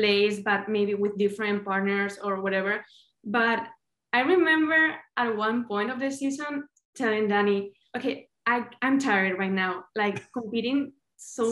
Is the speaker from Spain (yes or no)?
yes; Madrid, Community of Madrid, Spain; moved away; I'm from Madrid, from the capital of Spain.